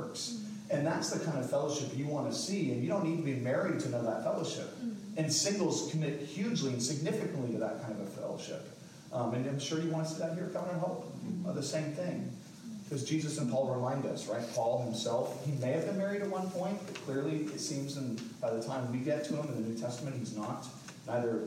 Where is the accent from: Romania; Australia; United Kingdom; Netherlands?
United Kingdom; England; now in Fayetteville, United States; I'm English, like through and through.